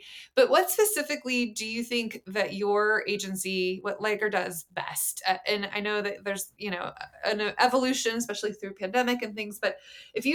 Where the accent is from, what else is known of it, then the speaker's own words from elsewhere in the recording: Idaho, United States; I'm from Idaho.